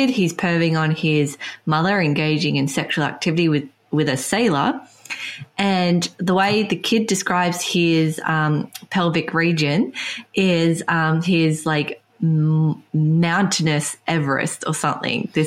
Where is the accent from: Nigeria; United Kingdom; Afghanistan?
United Kingdom; England; we're English speaking, we come from England